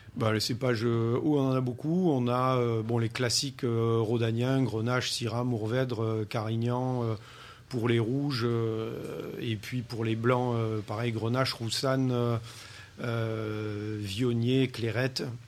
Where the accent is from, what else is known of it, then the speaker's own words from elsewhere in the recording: France; ma famille a atterri en 62. Hein. moi, j'étais tout petit à l'époque. Et c'est là où j'ai grandi.